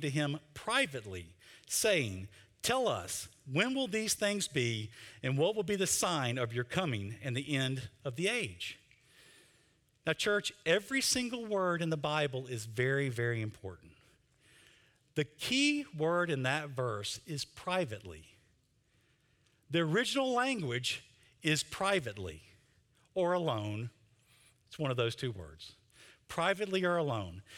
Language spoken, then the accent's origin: English; Mississippi, United States; I'm from Mississippi